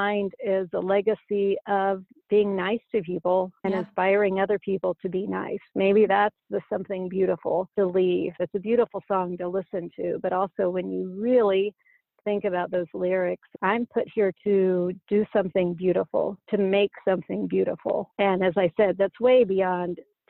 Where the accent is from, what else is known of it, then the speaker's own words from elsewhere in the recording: Indiana, United States; my home state of Indiana